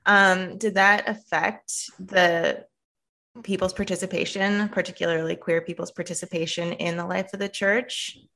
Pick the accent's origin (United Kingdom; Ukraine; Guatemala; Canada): Canada; moved away as an adult; now in United States; my experience, um, as a Canadian